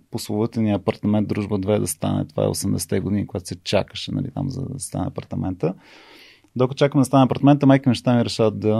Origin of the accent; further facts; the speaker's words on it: Sofia, Sofia City, Bulgaria; born there; майка ми и баща ми, които аз съм роден в София и живея, майка ми е от Трявна